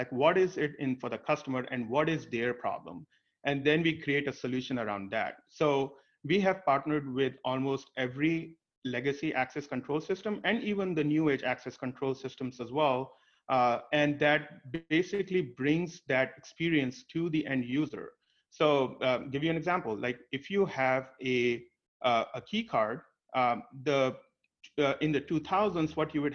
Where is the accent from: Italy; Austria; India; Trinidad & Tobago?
India; moved away; I was born and brought up in India